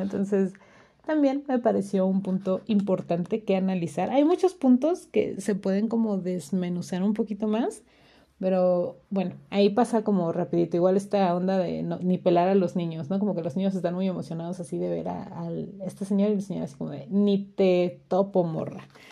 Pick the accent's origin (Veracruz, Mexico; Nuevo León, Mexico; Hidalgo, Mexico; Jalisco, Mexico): Hidalgo, Mexico; acá en mi pueblo